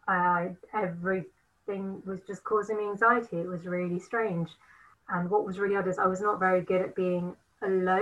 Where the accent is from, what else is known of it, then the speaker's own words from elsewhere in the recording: Nottingham, East Midlands, United Kingdom; I am from Nottingham.